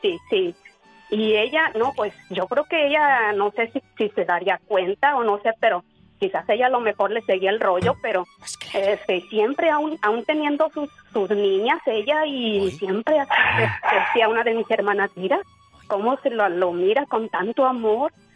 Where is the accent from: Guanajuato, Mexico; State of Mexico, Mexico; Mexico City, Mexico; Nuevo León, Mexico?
Guanajuato, Mexico; somos de Guanajuato